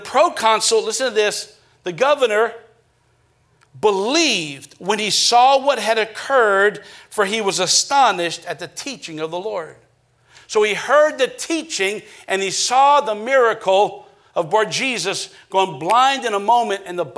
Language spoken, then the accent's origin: English; Acadiana, Louisiana, United States; growing up in Acadiana